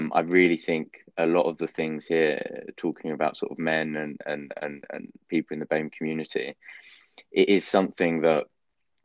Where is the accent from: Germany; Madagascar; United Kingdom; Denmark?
United Kingdom; London; I'm very sort of patriotic about being English, being a Londoner.